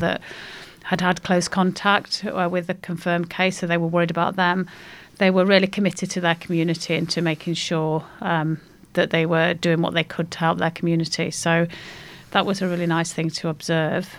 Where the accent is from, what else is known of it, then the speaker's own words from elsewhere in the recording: Derbyshire, East Midlands, United Kingdom; moved away as an adult; now in Australia; I'm Derbyshire.